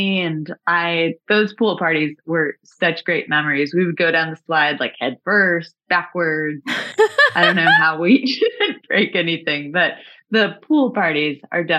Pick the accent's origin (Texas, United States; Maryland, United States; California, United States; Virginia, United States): Texas, United States; Dallas; Dallas, Texas.